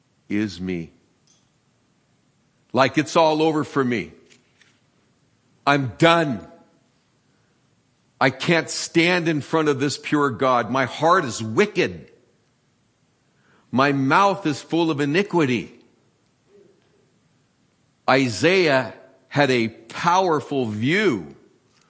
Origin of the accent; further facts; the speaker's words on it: San Francisco, California, United States; I'm from San Francisco. I remember earthquakes when I was 3, sitting in the living room watching the lamps fall off the table.